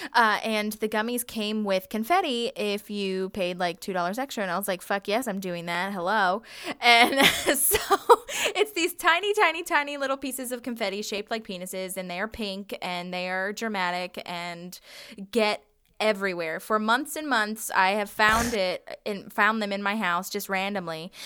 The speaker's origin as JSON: {"language": "English", "region": "Virginia", "country": "United States", "said": "I am from Virginia and we have honeysuckle everywhere."}